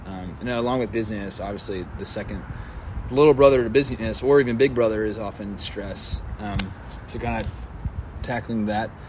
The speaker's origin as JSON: {"language": "English", "town": "Dallas", "region": "Texas", "country": "United States", "said": "I'm from Dallas, and grew up in church."}